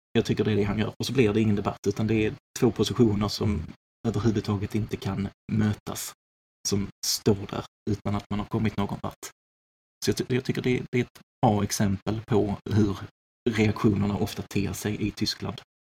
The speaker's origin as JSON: {"language": "Swedish", "country": "Sweden", "said": "som svensk"}